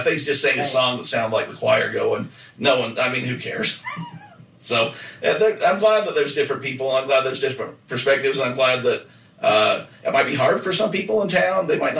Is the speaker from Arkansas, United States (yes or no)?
no; Nephi, Utah, United States; we can make fun of it because we're from there